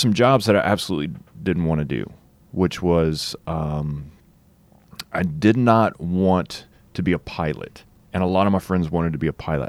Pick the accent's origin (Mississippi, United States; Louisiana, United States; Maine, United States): Louisiana, United States; South; I grew up in South Louisiana